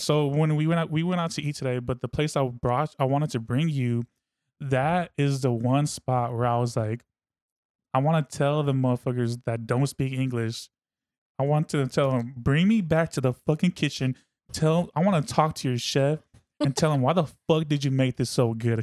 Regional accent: Fairfield, California, United States; also born or lived in Suisun City, California / Vallejo, California; I grew up in Sissoon and Fairfield, and Vallejo

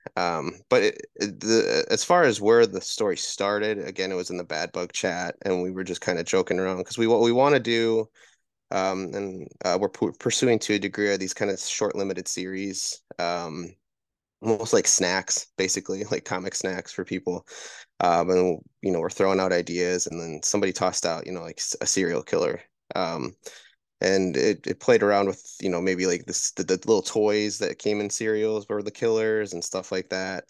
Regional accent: Wisconsin, United States; moved away; I'm originally from Wisconsin

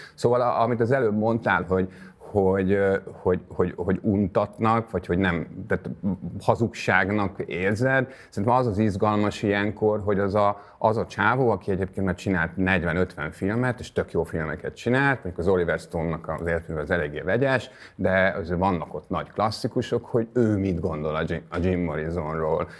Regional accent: Hungary; now in Budapest, Hungary; én falusi gyerek vagyok

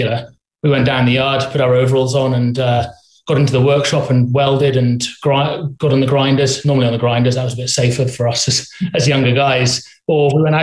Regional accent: Shrewsbury, West Midlands, United Kingdom; I was born in Shrewsbury in Shropshire. We live on the farm where Beaverfit is headquartered from at the minute in the UK

